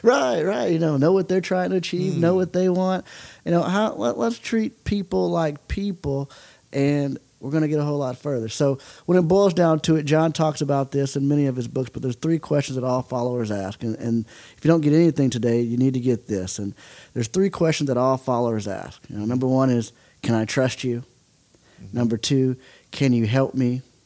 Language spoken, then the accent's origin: English; Oklahoma, United States; growing up in Oklahoma, baseball is is very very big.